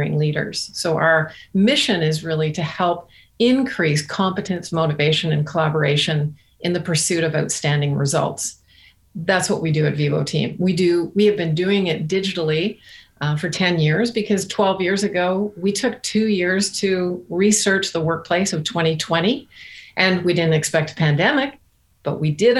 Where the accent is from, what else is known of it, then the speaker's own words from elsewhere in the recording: Canada; now in Barbados; we're Canadian, so our employees have been right from the East Coast to the West Coast